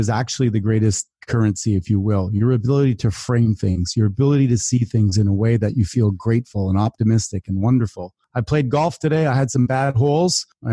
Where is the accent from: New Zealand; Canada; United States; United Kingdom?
Canada; I'm from Canada